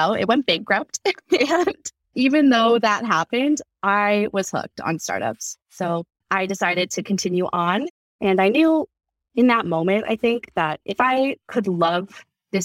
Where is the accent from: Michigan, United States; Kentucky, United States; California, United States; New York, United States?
California, United States; I grew up in California, both Northern and Southern California